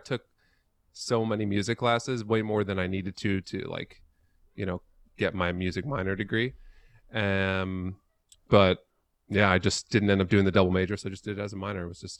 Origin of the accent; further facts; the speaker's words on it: New York City, New York, United States; also born or lived in Long Island; now in Vermont, United States; Not originally from Vermont. Originally born and raised in the Upper West Side of Manhattan.